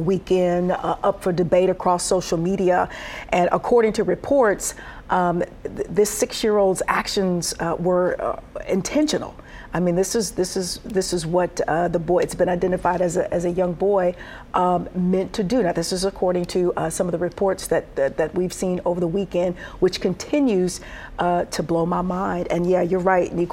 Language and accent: English; Detroit, Michigan, United States; I'm from Detroit